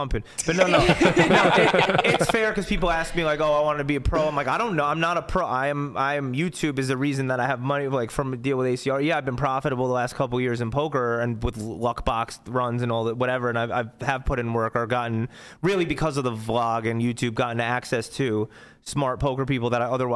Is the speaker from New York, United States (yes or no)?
yes; New York, United States; I'm from New York